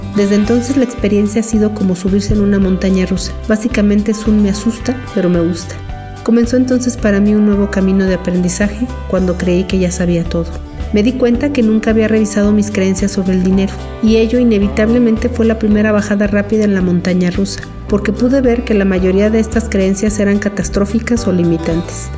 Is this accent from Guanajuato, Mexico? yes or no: no; Aguascalientes, Mexico; soy de Aguascalientes